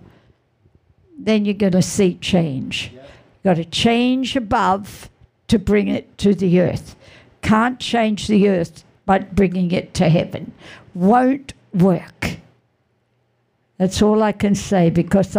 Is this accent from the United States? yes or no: no; Australia; we're from Aussie